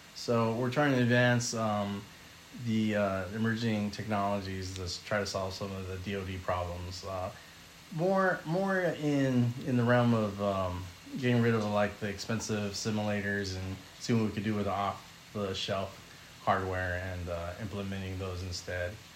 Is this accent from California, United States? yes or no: yes; California, United States; I grew up in California all my life